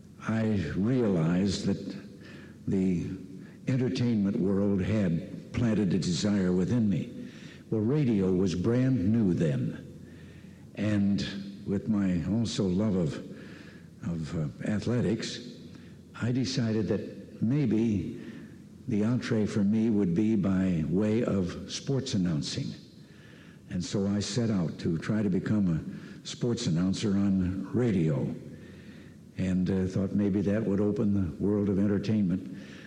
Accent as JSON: {"language": "English", "town": "Dixon", "region": "Illinois", "country": "United States", "tie": "born or raised there", "said": "going to high school 90 miles west of Chicago in Dixon, Illinois, my hometown."}